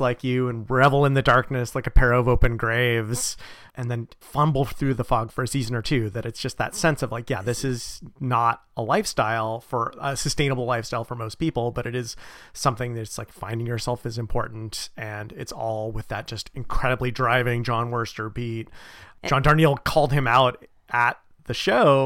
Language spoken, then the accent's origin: English; Bay Area, California, United States; I grew up in the Bay Area